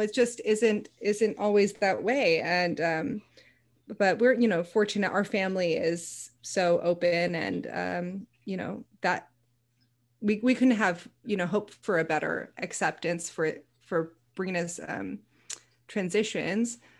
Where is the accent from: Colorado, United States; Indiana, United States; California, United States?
California, United States; Cupertino; also born or lived in West San Jose; now in Portland, United States; I'm originally from the Silicon Valley